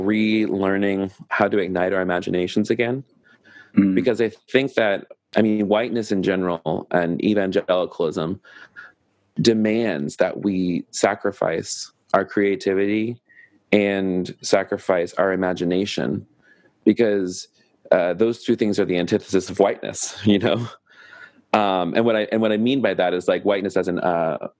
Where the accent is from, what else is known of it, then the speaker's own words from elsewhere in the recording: the South, United States; accent: Southern; my Southern accent